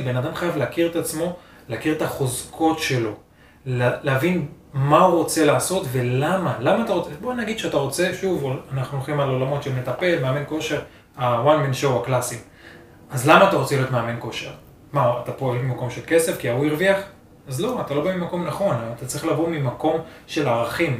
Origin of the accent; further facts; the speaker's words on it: Israel; בתור ישראלי